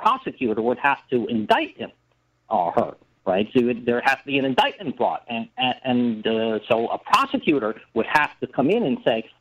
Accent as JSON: {"language": "English", "country": "United States", "said": "I'm an American"}